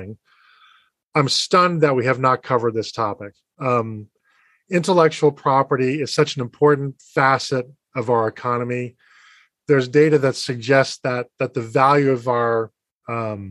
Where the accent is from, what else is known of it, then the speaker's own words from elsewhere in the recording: Boston, Massachusetts, United States; based in my hometown of Boston, Massachusetts